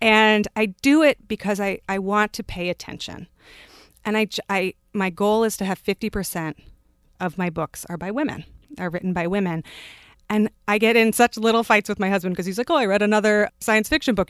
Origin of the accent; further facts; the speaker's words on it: Palo Alto, California, United States; moved away as an adult; also born or lived in Germany / Ohio / Pennsylvania / San Francisco; now in New York City, United States; I was born in Germany. I grew up in Palo Alto, California